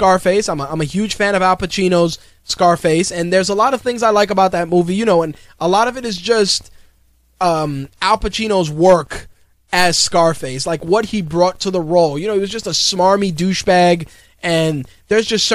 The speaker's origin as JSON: {"language": "English", "town": "New York City", "region": "New York", "country": "United States", "tie": "born or raised there", "said": "I grew up in the Bronx in the 80s during the crack era"}